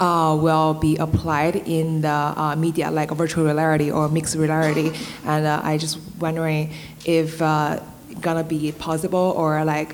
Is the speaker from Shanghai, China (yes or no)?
no; Beijing, China; now in Boston, United States; I'm a grad student at Northeastern University in Boston, and I'm from Beijing, China originally